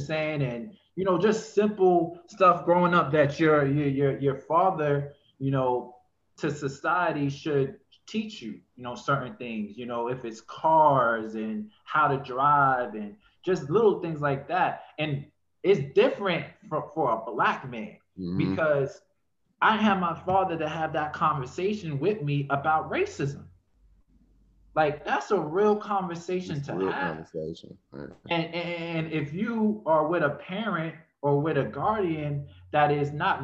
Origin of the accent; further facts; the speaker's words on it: New York City, New York, United States; also born or lived in North Carolina; being born in New York, I mean, growing up in New York, I actually was born in North Carolina. Growing up in New York, it's like, in Brooklyn alone, it was real